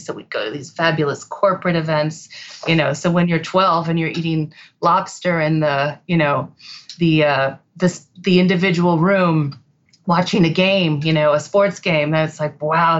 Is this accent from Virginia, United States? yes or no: no; Connecticut, United States; I grew up in Connecticut. My family was from New York and Boston. So we're East Coast or, you know, East Coast people.